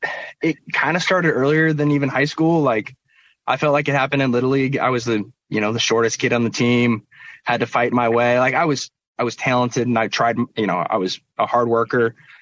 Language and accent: English; Portland, Oregon, United States; born there; So I was born in Portland. We actually moved up to Seattle for a year.